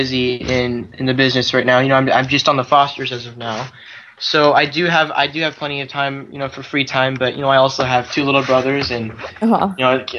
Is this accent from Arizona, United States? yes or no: yes; Arizona, United States; I think I'm going to go to ASU in Arizona. I'm going to stick with my hometown.